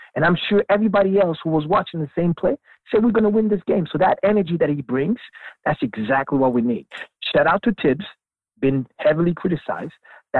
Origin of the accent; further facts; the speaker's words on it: Toronto, Ontario, Canada; I'm from Canada.